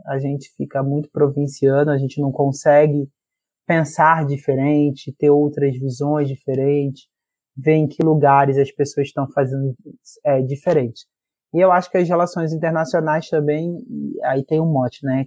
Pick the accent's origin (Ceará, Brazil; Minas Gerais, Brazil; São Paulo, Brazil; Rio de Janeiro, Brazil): Rio de Janeiro, Brazil; Eu sou da Zona Oeste do Rio de Janeiro, cresci em Realengo, Padre Miguel, Bangu, por ali